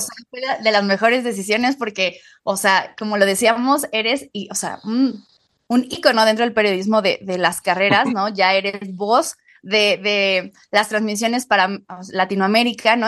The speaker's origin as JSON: {"language": "Spanish", "country": "Mexico", "said": "por ser mexicanos"}